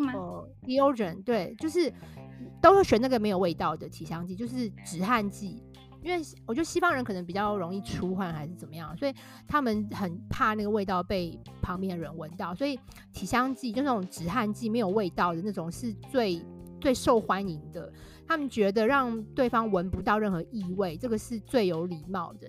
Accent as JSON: {"language": "Chinese", "country": "Taiwan", "also_born_or_lived": "Shanghai", "moved": "as an adult", "lives_now": "United Kingdom", "said": "我们台湾人"}